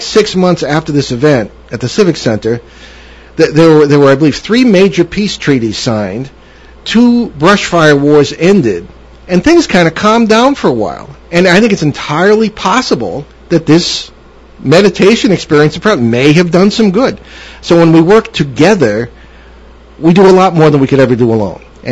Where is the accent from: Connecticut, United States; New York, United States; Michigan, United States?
Connecticut, United States; now in Rhode Island, United States; I'm from Connecticut originally